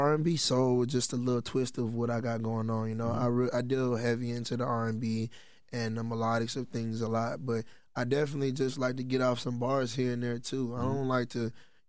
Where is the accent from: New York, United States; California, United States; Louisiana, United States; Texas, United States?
Texas, United States; I'm from Texas as well.